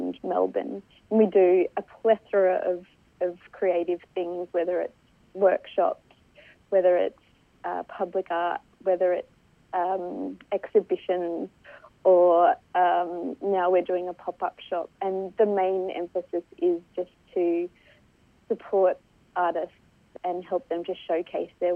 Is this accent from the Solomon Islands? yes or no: yes; Solomon Islands; now in Australia; I'm from the Solomon Islands